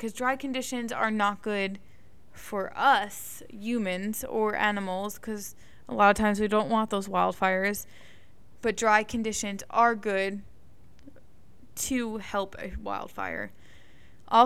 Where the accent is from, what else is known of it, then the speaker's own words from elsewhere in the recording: East Coast, United States; we grew up on the East Coast where we don't really deal with a lot of wildfires